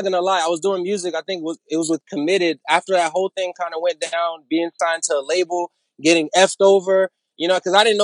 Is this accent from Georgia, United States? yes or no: no; Orlando, Florida, United States; now in Nashville, United States; my hometown is actually Orlando, Florida, man. You know, but of course, my background, I'm Haitian-American.